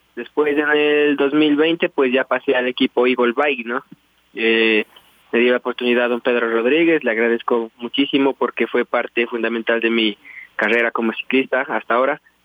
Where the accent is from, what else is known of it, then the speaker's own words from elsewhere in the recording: Tulcán, Carchi, Ecuador; yo nací aquí en Tulcán, en la provincia de Carchi. Y hasta esta edad que tengo actualmente eh, vivo aquí con mis padres